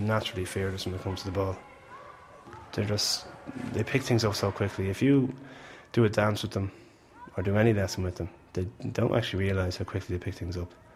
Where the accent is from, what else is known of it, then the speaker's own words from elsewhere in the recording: Malahide, Leinster, Ireland; I'm from Malahide and I know exactly what people from Malahide are about